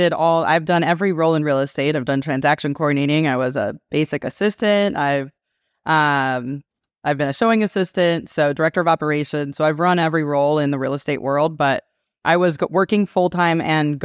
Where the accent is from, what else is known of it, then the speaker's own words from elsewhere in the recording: California, United States; No, it was a blast. So I grew up in Southern California. So I went to college in Las Vegas.